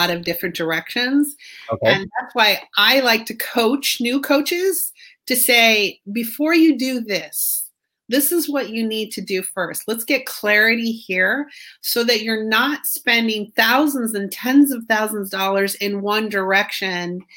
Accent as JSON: {"language": "English", "town": "Fort Mill", "region": "South Carolina", "country": "United States", "said": "I'm from Fort Mill, South Carolina"}